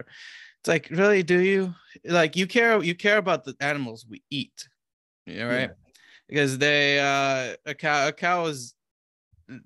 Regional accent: Romania; I'm from Romania

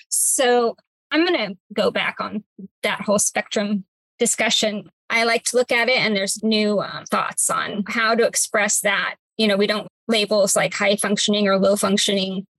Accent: Cypress, California, United States; I am a native of my hometown, Cypress, California, still live here.

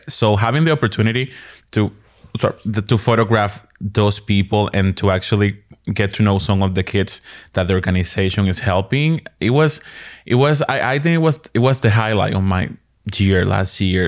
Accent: Dominican Republic; also born or lived in New York, United States; now in Maryland, United States; originally from the Dominican Republic

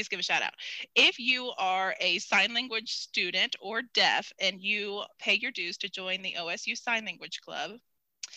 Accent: Norman, Oklahoma, United States; I was born in Norman and OU blood was like birthed into me as I came into the world in Norman, Oklahoma

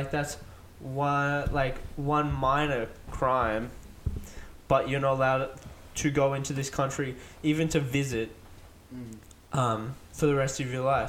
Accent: Australia; I'm Australian.

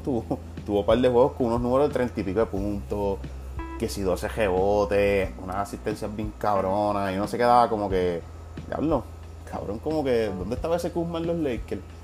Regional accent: Puerto Rico; no me siento puertorriqueño

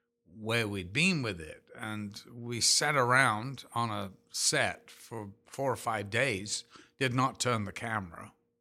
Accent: Liverpool, North West England, United Kingdom; You know, I'm from Liverpool, for God's sake.

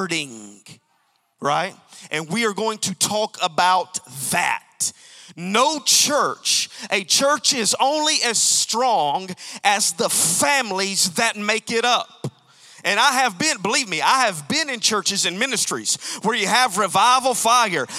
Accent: Alabama, United States; I'm from Alabama

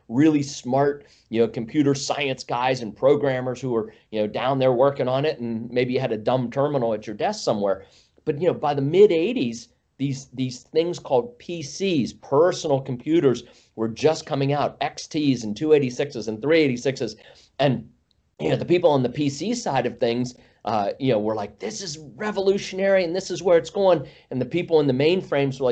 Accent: Northwest Pennsylvania, United States; moved away as an adult; also born or lived in Northern Virginia; I grew up in Northwest Pennsylvania

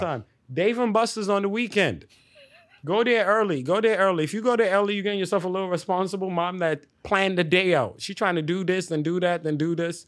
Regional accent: New York City, New York, United States; also born or lived in Delta State, Nigeria; growing up in the Bronx

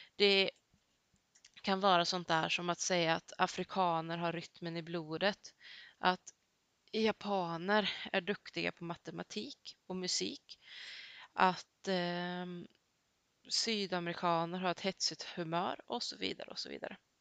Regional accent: Sweden; Jag har gått hela mitt liv i svensk skola

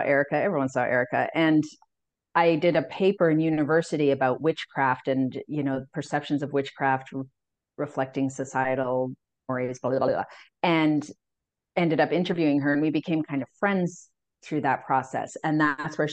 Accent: Calgary, Alberta, Canada; I grew up in Calgary in like the 80s and 90s.

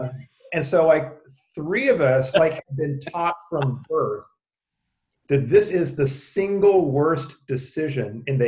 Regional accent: the Bible Belt, United States; growing up in the Bible Belt, I mean, the reality is, I mean, I was a public school kid all the way through

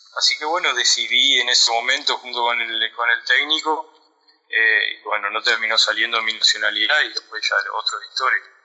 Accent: Argentina; moved away as an adult; also born or lived in Peru; now in Greece; nosotros los argentinos

